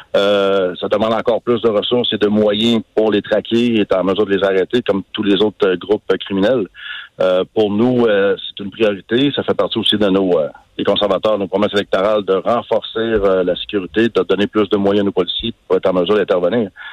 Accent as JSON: {"language": "French", "country": "Canada", "said": "chez nous au Canada"}